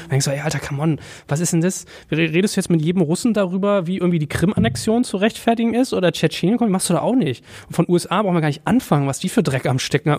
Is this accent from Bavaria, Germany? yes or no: no; Berlin, Germany; ich komme aus Wimmersdorf. Das ist in Berlin